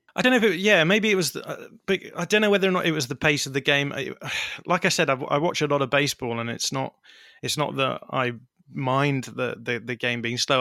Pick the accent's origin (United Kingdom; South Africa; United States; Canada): United Kingdom; for someone growing up in Britain